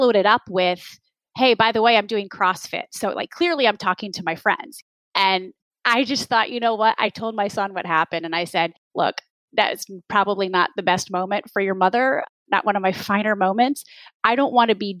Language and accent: English; Jackson, Michigan, United States; I grew up in Jackson, Michigan, in the Midwest. I'm a Midwest kid.